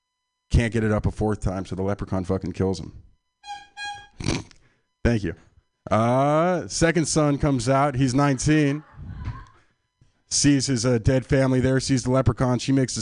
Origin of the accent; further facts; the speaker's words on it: San Francisco, California, United States; I'm from San Francisco. This is my my hometown, from the Sunset District.